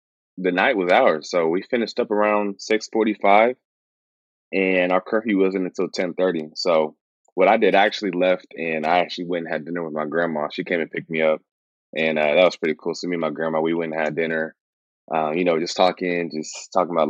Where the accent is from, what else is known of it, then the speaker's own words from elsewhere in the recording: Mansfield, Texas, United States; moved away; also born or lived in Fort Worth / Houston; I grew up in Mansfield before I moved to Houston